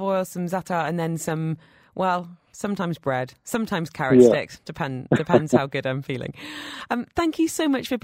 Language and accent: English; Northumberland, North East England, United Kingdom; I'm from Northumberland